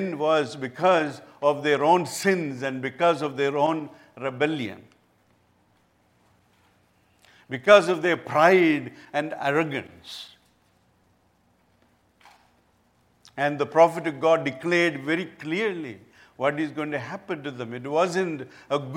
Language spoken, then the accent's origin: English; India; I come from India